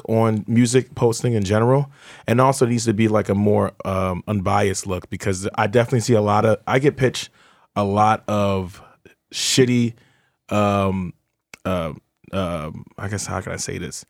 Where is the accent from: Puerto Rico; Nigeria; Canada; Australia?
Nigeria; I'm Nigerian.